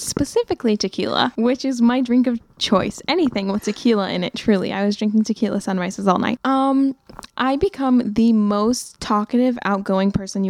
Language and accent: English; California, United States; moved away as an adult; I'm from California. I moved here a little over a year ago.